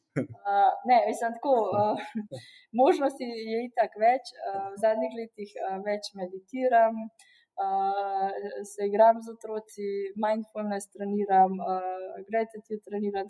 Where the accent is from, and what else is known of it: Slovenia